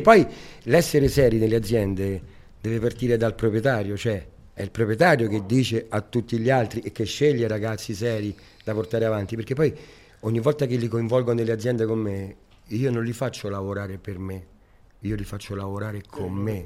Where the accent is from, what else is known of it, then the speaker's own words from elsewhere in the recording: Rome, Lazio, Italy; now in Riccione, Italy; io sono nato a Roma e sono cresciuto al, co- Parco del Colleoppio. Il Parco del Colleoppio è davanti al Colosseo